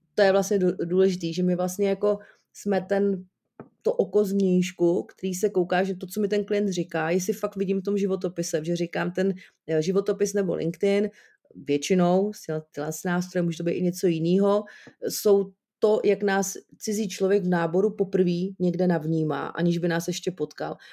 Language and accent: Czech; Jablonec nad Nisou, Liberec Region, Czechia; u nás v Jablonci, odkaď jsem